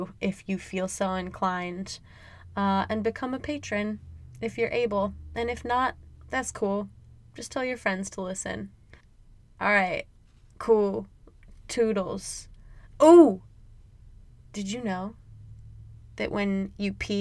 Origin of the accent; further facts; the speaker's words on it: Midwest, United States; I'm from the Midwest, so I only really know it as a Midwestern goodbye.